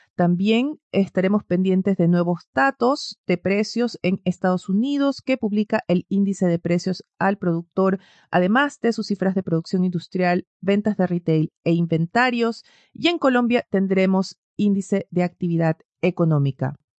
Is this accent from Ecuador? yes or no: yes; Ecuador; now in Chile; yo vengo de Ecuador originalmente